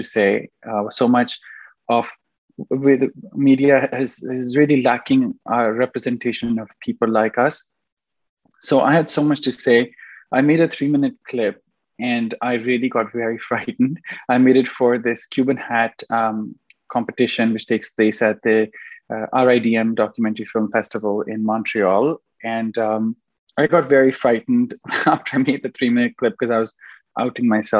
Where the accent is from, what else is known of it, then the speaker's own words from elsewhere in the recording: Pakistan; now in Canada; I am from Pakistan